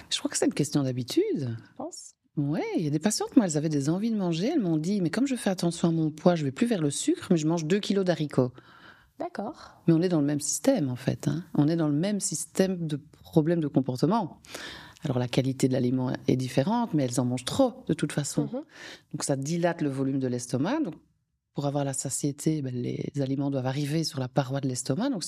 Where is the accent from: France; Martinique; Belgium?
Belgium; comme je suis belge, comme vous avez compris, les frites